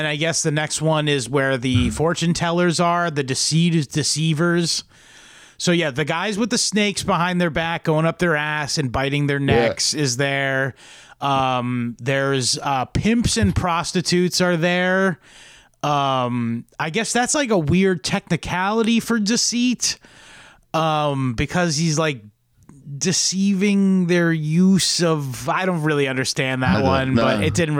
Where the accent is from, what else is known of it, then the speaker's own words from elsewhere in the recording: Norfolk County, Massachusetts, United States; moved away; I'm from Norfolk County, by the way, originally.